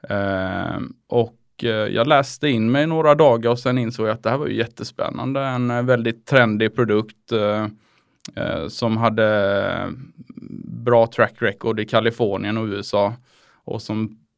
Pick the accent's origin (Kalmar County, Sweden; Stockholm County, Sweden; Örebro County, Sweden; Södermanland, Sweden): Kalmar County, Sweden; Oskarshamn; Jag är från Oskarshamn.